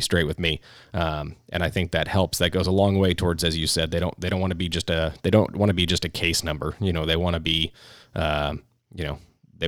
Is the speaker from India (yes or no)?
no; California, United States; also born or lived in Orange County; somebody who is from California. I grew up a little bit in Orange County